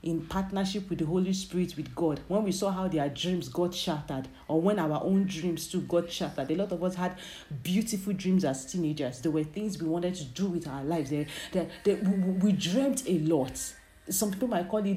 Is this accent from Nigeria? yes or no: yes; Nigeria; growing up in Nigeria, being born as an African child or being born as a Nigerian